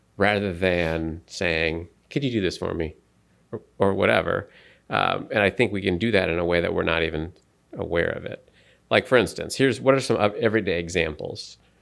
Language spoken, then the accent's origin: English; United States; I'm an American